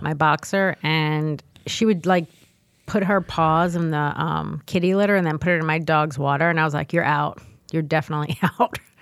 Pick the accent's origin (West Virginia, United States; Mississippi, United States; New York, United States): New York, United States; New York City; I was born and raised in the Bronx.